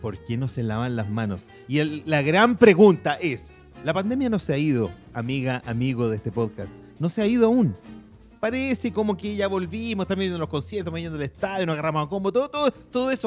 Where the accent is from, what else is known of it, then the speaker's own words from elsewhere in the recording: Santiago, Santiago Metropolitan Region, Chile; yo crecí, pasé mi infancia, adolescencia en Santa Laura